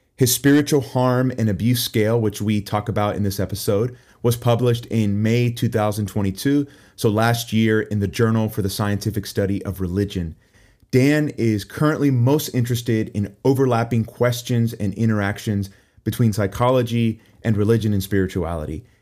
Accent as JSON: {"language": "English", "country": "Puerto Rico", "said": "I'm from Puerto Rico"}